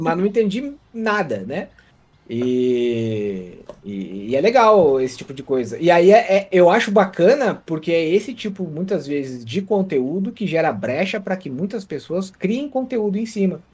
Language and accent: Portuguese; interior of Santa Catarina, Brazil; moved away; eu vim do lugar que brotava essas senhorinhas, que era o interior de Santa Catarina